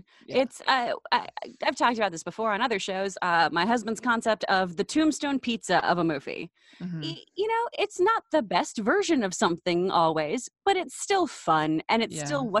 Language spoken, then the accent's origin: English; Texas, United States; now in Los Angeles, United States; So I'm from Texas.